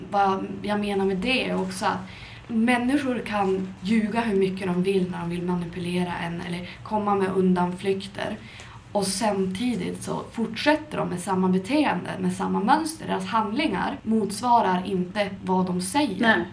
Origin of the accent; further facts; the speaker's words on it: Skellefteå, Västerbotten County, Sweden; moved away; Jag är från Skellefteå men jag har varit ute och flängt runt både i utlandet och inom landet